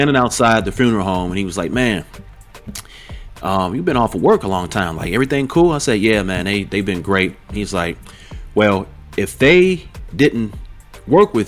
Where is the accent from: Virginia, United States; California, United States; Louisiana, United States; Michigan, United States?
Michigan, United States; Detroit; I'm originally from Detroit